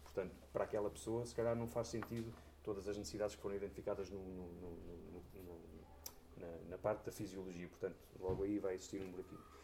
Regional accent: Coimbra, Centro, Portugal; moved away as an adult; now in Covilhã, Portugal; eu nasci em Coimbra, fiz a minha vida toda em Coimbra e há cerca de 10 anos fui viver para a Covilhã

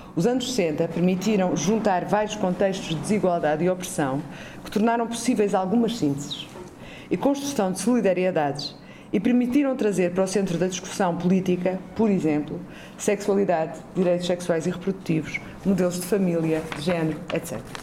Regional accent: Azores, Portugal; venho dos Açores, que é o olho do cu da Europa

